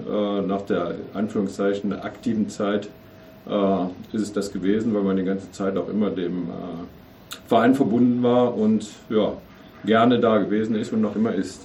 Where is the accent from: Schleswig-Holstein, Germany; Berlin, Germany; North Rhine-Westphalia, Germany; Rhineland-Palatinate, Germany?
North Rhine-Westphalia, Germany; Mönchengladbach; als gebürtiger Mönchengladbacher